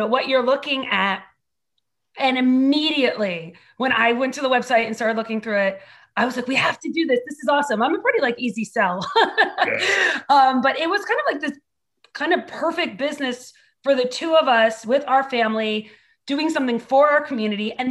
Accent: Bergen County, New Jersey, United States; moved away as an adult; also born or lived in Hunterdon County; now in Bridgewater, United States; I'm from Bergen County

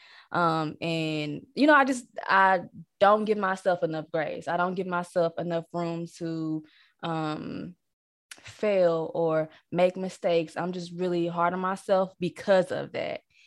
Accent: Missouri, United States; moved away as an adult; also born or lived in Texas; now in Arkansas, United States; I'm from Missouri, and I went to college here

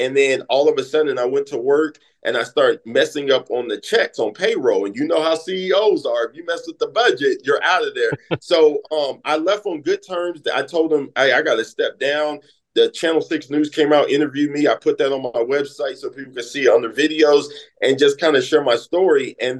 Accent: California, United States; now in St. Louis, United States; growing up in California, you have to be a go-getter. Living my life in St. Louis is the show me state.

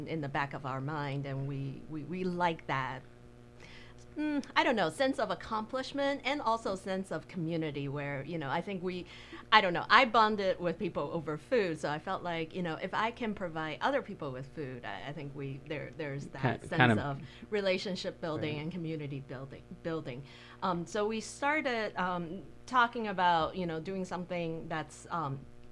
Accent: Taiwan; moved away as an adult; also born or lived in New Zealand / Chicago / Tampa; now in Michigan, United States; I was born and raised in Taiwan

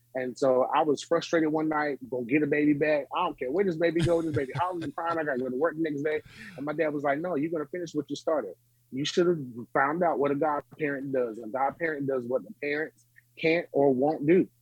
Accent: Smithfield, North Carolina, United States; I was born and raised in Smithfield, North Carolina

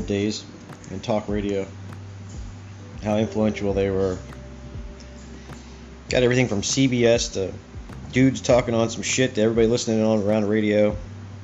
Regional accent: United States; I'm an American. I've been an American all my life.

